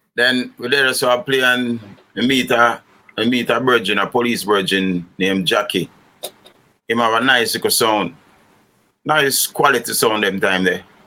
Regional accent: Kingston, Jamaica; also born or lived in Rockfort, Kingston / Rollington Town / Franklin Town; I grew up in um, East Kingston of Jamaica

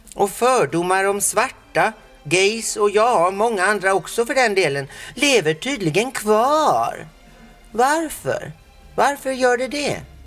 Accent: Sweden; jag är ju själv svensk

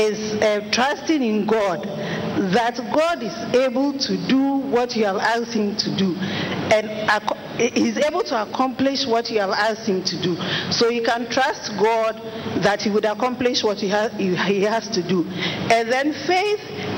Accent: Ghana; I'm from Ghana

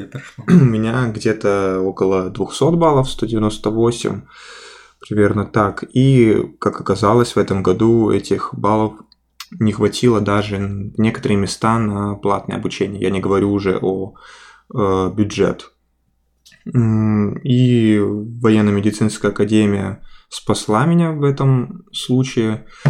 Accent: Khabarovsk, Khabarovsk Krai, Russia; moved away as an adult; now in Saint Petersburg, Russia; я из Хабаровска, на Дальнем Востоке

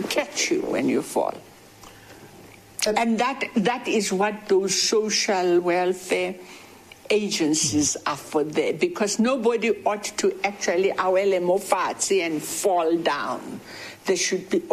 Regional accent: South Africa; also born or lived in Alexandra Township; when I was growing up in South Africa

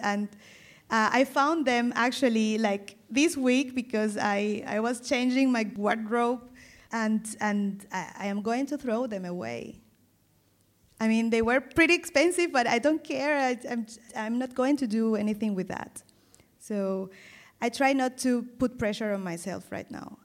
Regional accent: Caribbean coast of Colombia, Caribbean Region, Colombia; first language Spanish; English is a second language; moved away as an adult; now in Germany; I come from the Caribbean coast

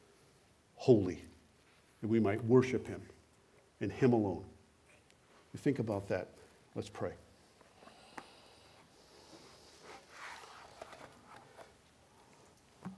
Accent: United States; born or raised there; moved away; also born or lived in Canada

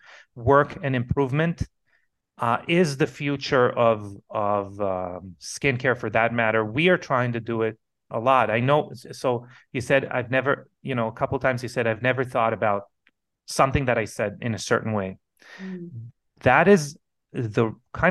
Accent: Israel; English is a second language; moved away; I come from Israel originally

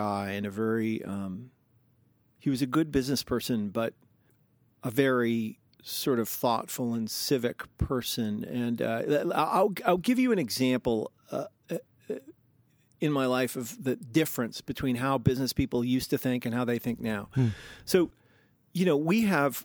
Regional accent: Seattle, Washington, United States; also born or lived in New York City; I was born in New York City, and they were like poor hipsters in the day. And then we moved back from New York to Seattle, where my dad had grown up

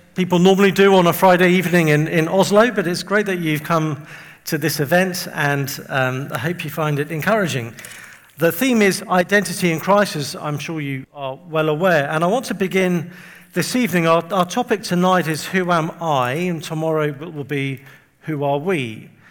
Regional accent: England, United Kingdom; also born or lived in Windsor; I'm from England. You can probably tell from my um, accent. And I live just outside London. I live, actually, I live near Windsor.

